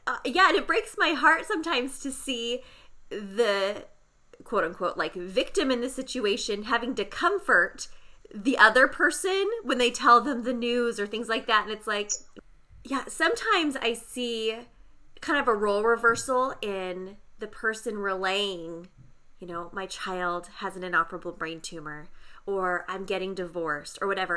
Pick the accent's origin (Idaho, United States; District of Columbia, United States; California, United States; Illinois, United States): California, United States; San Diego; I grew up in San Diego as well